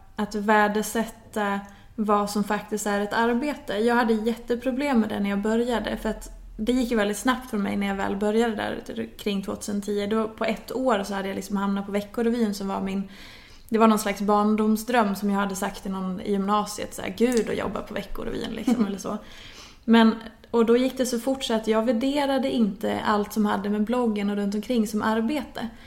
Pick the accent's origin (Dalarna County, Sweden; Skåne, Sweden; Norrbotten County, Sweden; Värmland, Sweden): Dalarna County, Sweden; Hedemora; moved away as an adult; now in Stockholm, Sweden; jag kommer från Dalarna från början, i en liten stad som heter Hedemora. Eh, är uppvuxen där, flyttade därifrån när jag var efter studenten